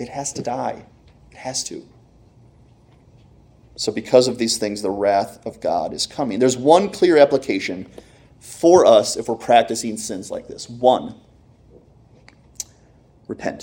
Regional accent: Clarks Summit, Pennsylvania, United States; I'm from Clark Summit

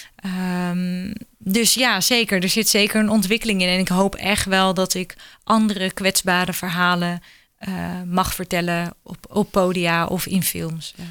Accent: Netherlands

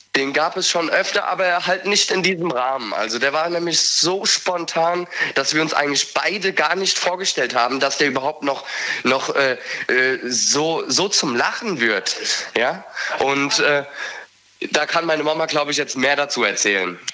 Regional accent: Ingelheim, Rhineland-Palatinate, Germany; ich komme aus Ingelheim

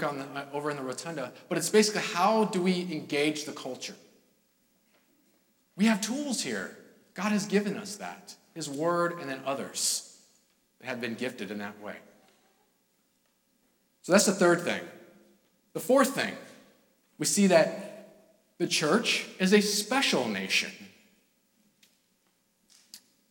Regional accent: California, United States; now in New England, United States; I'm from California

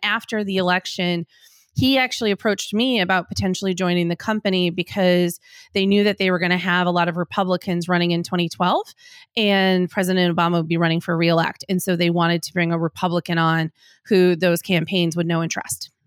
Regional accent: Green Bay, Wisconsin, United States; moved away; I'm from Green Bay, Wisconsin

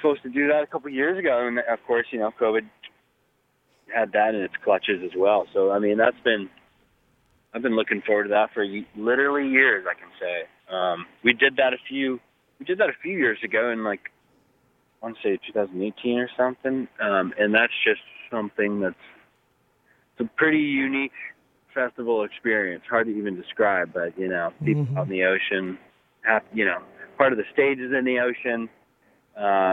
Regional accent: Whitefish, Montana, United States; my hometown is Whitefish, Montana

